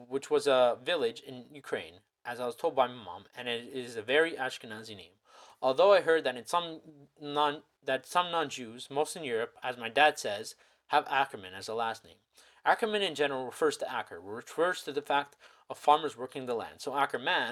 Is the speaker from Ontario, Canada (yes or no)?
yes; Toronto, Ontario, Canada; I was born in Toronto, Ontario, Canada